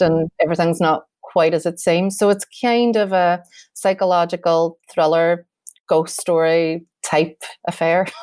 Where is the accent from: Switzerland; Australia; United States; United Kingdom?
United Kingdom; Derry, Northern Ireland; Derry um and it means a lot to the, my hometown as well